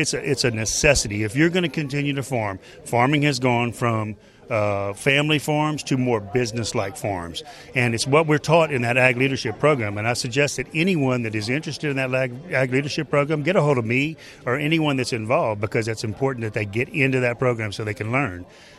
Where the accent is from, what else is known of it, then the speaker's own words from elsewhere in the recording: Lacassine, Louisiana, United States; I'm from Lacassine, Louisiana